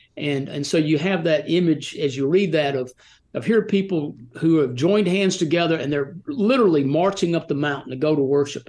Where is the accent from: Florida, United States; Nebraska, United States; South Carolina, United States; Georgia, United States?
Georgia, United States; Rome; also born or lived in Atlanta, Georgia / Birmingham, Alabama / Nashville, Tennessee / Gatlinburg, Tennessee; now in Franklin, United States; I was born in Atlanta and grew up in Rome, Georgia